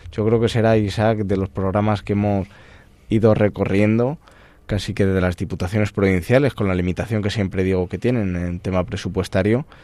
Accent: Castile and León, Spain; Eh, sí que es verdad que Segovia, los que somos de Castilla y León, la envidiamos, sobre todo con la cercanía que tiene Madrid y la buena conexión que tiene.

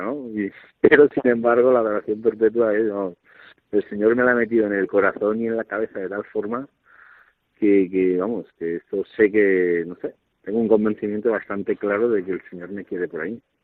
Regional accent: Alaquàs, Valencian Community, Spain; yo soy de un pueblo cerquita de Valencia, Alacuaz

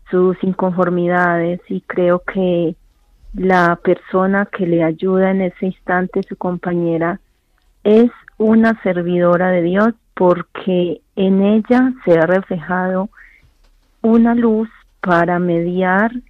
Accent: Colombia; porque como colombiana me siento bendecida de escuchar la palabra que construye.

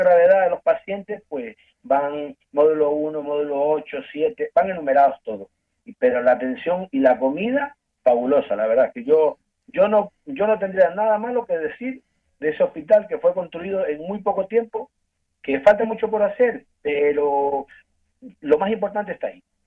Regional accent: Ecuador; moved away as an adult; now in Spain; yo soy de Ecuador yo llevo casi 20 años en España

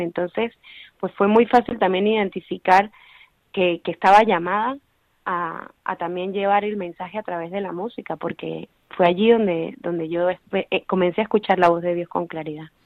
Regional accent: Venezuela; moved away as an adult; now in Madrid, Spain; soy venezolana y hace más o menos seis años que estoy fuera de mi país

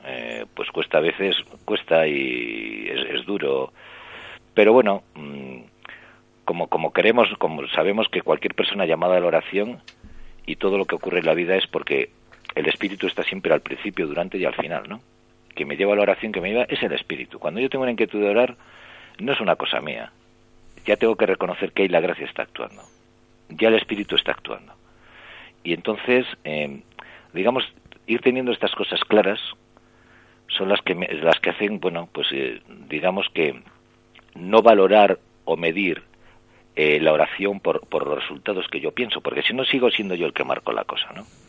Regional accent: Santander, Cantabria, Spain; moved away; regresé a, mi, a Santander, yo soy de Santander

